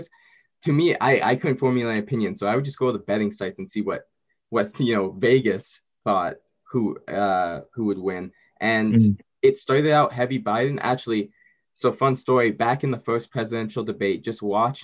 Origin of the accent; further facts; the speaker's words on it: Canada; I'm Canadian